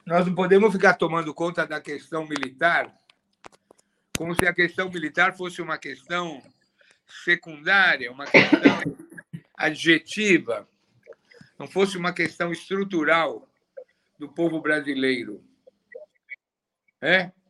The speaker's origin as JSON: {"language": "Portuguese", "region": "São Paulo", "country": "Brazil", "said": "nós que somos de São Paulo, nós somos de São Paulo"}